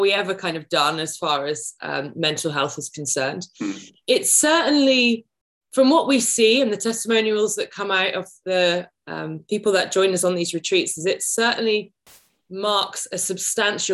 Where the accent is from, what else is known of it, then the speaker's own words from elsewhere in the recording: United Kingdom; I'm a Brit